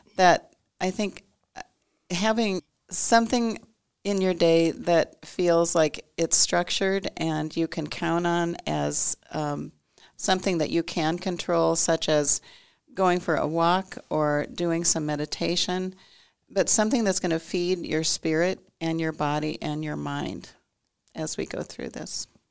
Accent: Nebraska, United States; moved away; also born or lived in California; I'm originally from Nebraska, spent twenty-five years in California, and then came back to Nebraska about fifteen years ago to practice.

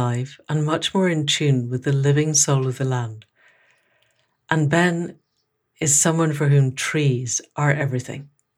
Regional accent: Scotland, United Kingdom; For someone from Scotland

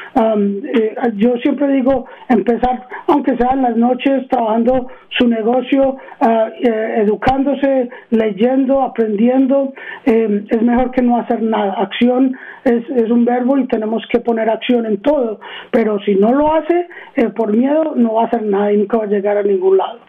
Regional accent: Arizona, United States; also born or lived in Queens, New York / Medellín, Colombia (parents); Yo nací en Queens, en Nueva York, y eh, vine aquí a Arizona en el 79, tenía tres años

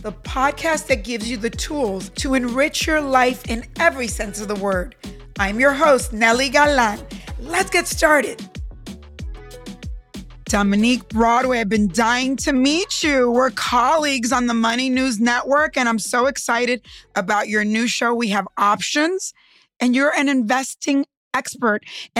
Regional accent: Cuba; my parents lost everything. We came from Cuba and we lost everything.

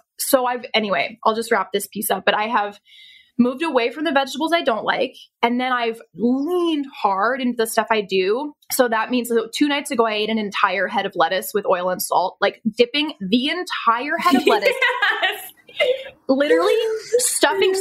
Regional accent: Pennsylvania, United States; I was born in Pennsylvania

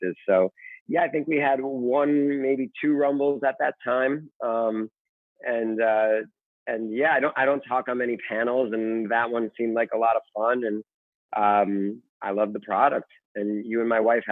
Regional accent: Russia; moved away; I'm from Russia, so we spoke a little Russian to each other

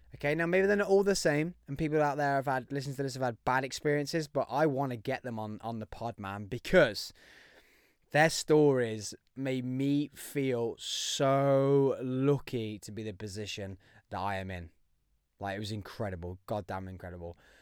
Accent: Birmingham, West Midlands, United Kingdom; If you couldn't tell by the accent, I am from Birmingham

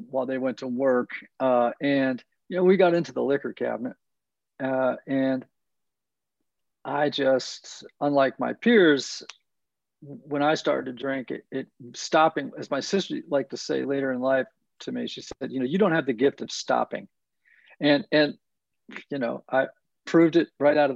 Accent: Greenwich, Connecticut, United States; also born or lived in New York; now in Nashville, United States; I grew up in Greenwich, Connecticut, a small, wealthy community about 35 miles from Midtown Manhattan

